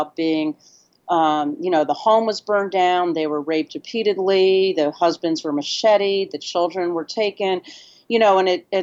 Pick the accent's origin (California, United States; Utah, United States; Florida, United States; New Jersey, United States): California, United States; also born or lived in Nepal; now in New York City, United States; I'm from California